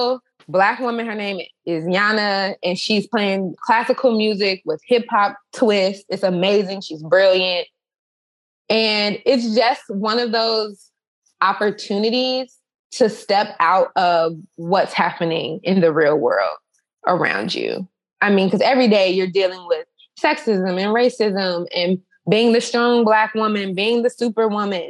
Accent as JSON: {"language": "English", "town": "Chicago", "region": "Illinois", "country": "United States", "tie": "born or raised there", "said": "in Chicago, my hometown"}